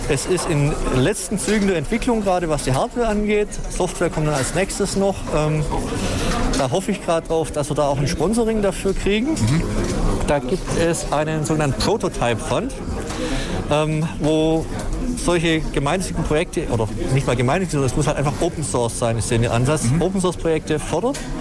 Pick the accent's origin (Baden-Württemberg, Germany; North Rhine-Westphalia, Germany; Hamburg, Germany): Baden-Württemberg, Germany; Ulm; also born or lived in Swabian region; ich äh, bin gebürtiger Ulmer